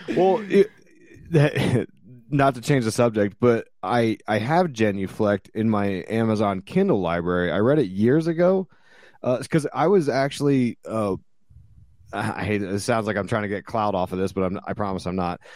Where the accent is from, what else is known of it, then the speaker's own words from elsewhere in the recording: Ephrata, Pennsylvania, United States; I grew up predominantly in Ephrata, Pennsylvania. It's in a little, it's a little town in Lancaster, P A.